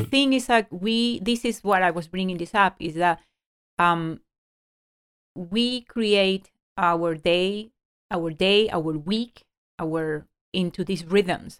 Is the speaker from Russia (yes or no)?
no; Ecuador; moved away; I grew up in Ecuador